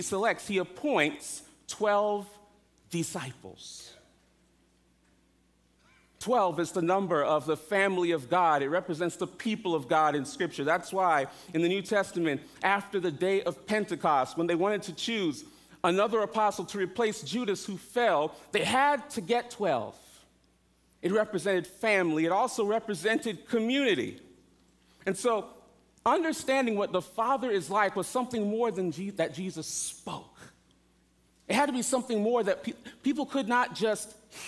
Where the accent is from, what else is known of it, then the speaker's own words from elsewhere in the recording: South Florida, United States; also born or lived in New York; I grew up in South Florida, I left New York when I was 7, so I'm primarily a Floridian